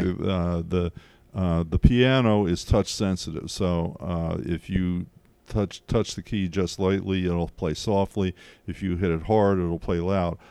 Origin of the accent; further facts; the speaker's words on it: Pottsville, Pennsylvania, United States; also born or lived in West Chester, Pennsylvania; I grew up in the Paso area school district